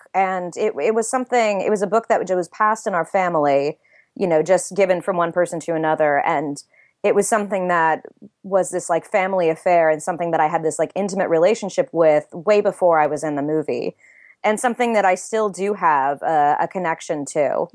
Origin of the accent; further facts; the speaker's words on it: LA area, Southern California, United States; moved away; I grew up in Southern California, uh, in, in, uh, a small city in the L A area